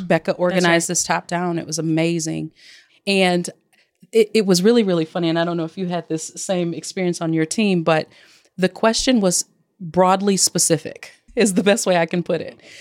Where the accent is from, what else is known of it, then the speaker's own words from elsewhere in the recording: Detroit, Michigan, United States; also born or lived in Flint, Michigan / Chicago, Illinois; my hometown, Detroit, Michigan, by way of Flint, Michigan. And uh, I, but I've lived in Chicago as well for 15 years